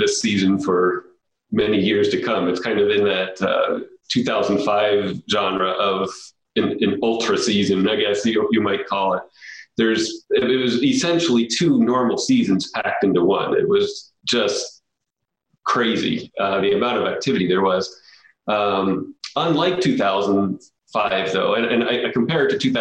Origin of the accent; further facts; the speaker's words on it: Southeast Pennsylvania, United States; I grew up in Southeast Pennsylvania